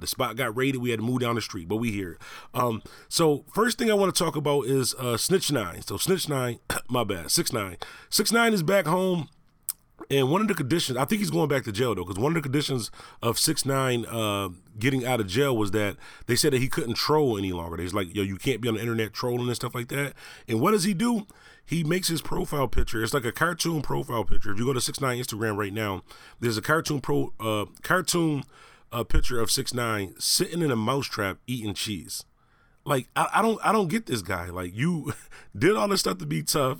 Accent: Buffalo, New York, United States; Buffalo, New York, my hometown

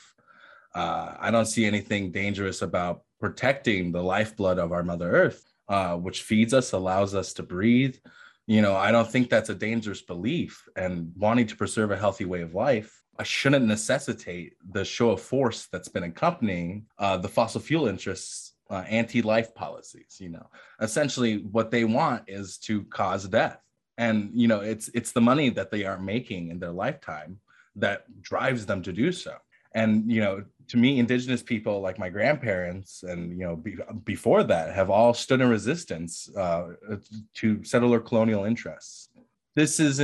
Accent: Pine Ridge Reservation, South Dakota, United States; from the Pine Ridge Reservation. I am Oglala Lakota

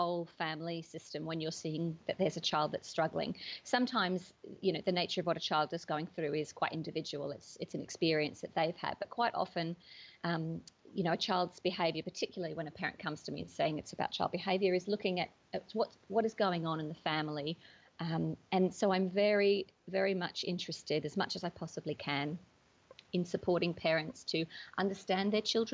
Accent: Australia; moved away as an adult; now in United Kingdom; I grew up in Australia mostly. But after I moved to the UK about 10 years ago

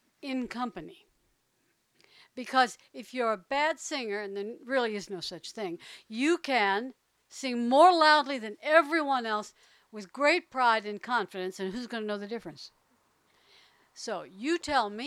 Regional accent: New Orleans, Louisiana, United States; moved away; also born or lived in Houston, Texas / Berkeley, California; When I was a little girl, I grew up on the Gulf Coast, mostly. Mostly in New Orleans

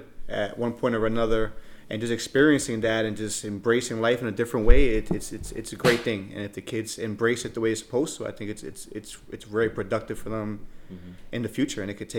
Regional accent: New York City, New York, United States; I was born and raised in New York City

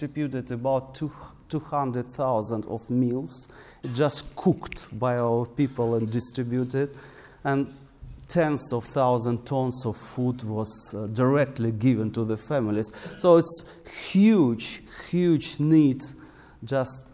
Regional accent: Krasnyi Luch, Luhansk Oblast, Ukraine; this is my hometown there, Krasnoluch.

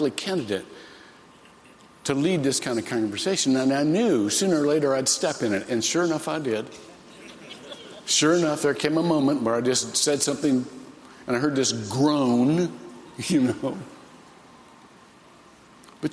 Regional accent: Shelby, Ohio, United States; I grew up in Shelby, Ohio.

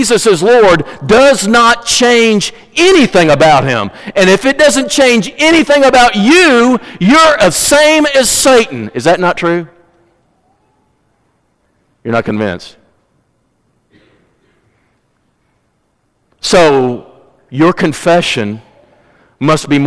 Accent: Missouri, United States; I'm from Missouri

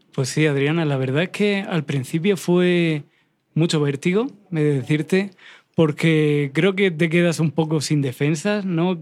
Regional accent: Cartagena, Region of Murcia, Spain; moved away; un lugar en España, que es donde me crié, en Cartagena.

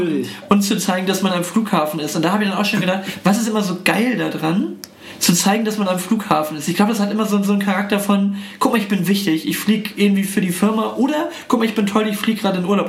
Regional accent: Germany; ich bin irgendwie stolz darauf, äh, äh, Deutscher zu sein

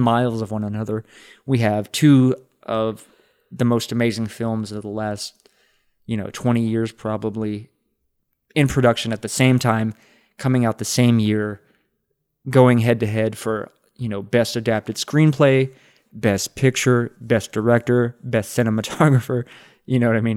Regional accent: Texas, United States; as a Texan

